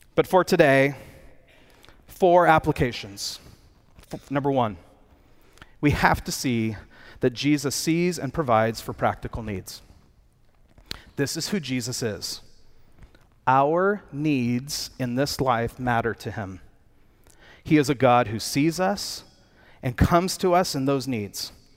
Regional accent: United States; I'm an American.

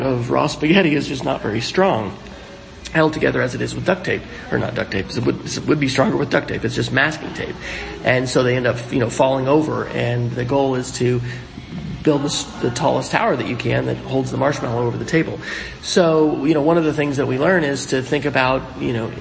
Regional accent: Oklahoma, United States; my home state of Oklahoma

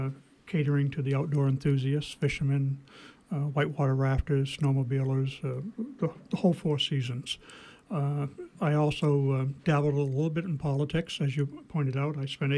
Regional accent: Millinocket, Maine, United States; also born or lived in Ripogenus Dam, Maine; I was born in Millinocket. My parents were from East Millinocket. My father and my mother was from a Millinocket family. Moved up to Ripogenus Dam, T3R11 in the unorganized territories in 1953.

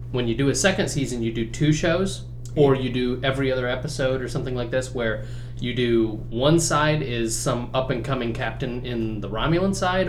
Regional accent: Fort Wayne, Indiana, United States; I'm from Fort Wayne.

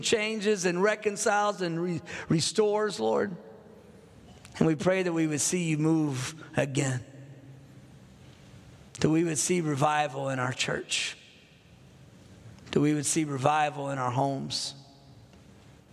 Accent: North Texas, United States; I'm from Texas. I grew up in North Texas. I live in Fort Worth, Texas right now, but I'm the first Texan in my family

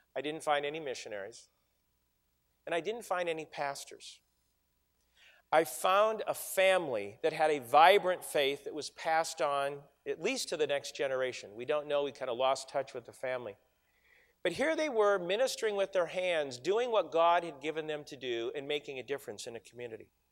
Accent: Michigan, United States; now in Philadelphia, United States; where I grew up in Michigan

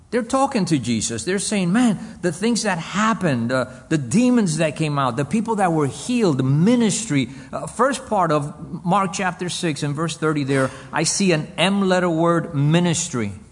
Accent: Cuba; born there; English is a second language; I was born in Cuba I grew up in this nation. English is my second language.

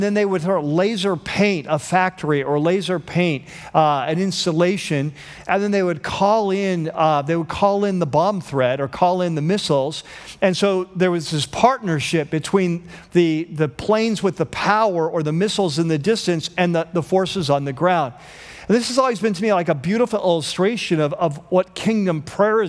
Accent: United States; as American Christians

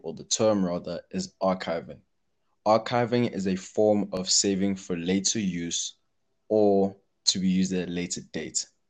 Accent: Johannesburg, Gauteng, South Africa; I'm from Johannesburg, South Africa

